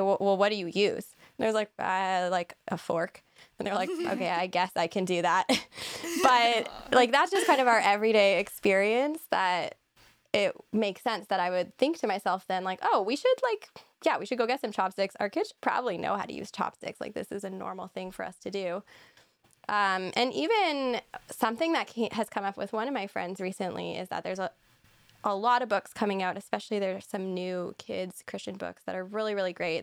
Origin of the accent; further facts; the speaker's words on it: Barrie, Ontario, Canada; also born or lived in Toronto / Muskoka; growing up largely in Barrie. I was born in Toronto, We lived in Muskoka, but we really have been, I've lived in Ontario my whole life